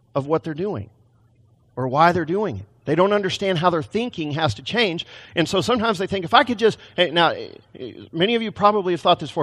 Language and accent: English; Texas, United States; now in Portland, United States; I came from Texas, not Portland